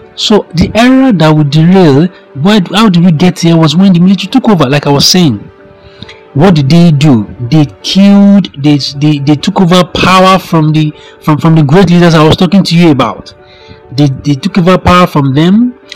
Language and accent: English; Nigeria; I'm a Nigerian.